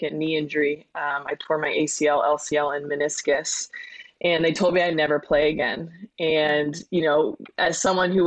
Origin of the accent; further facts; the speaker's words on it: Connecticut, United States; I grew up in Connecticut, was a tri-sport athlete in high school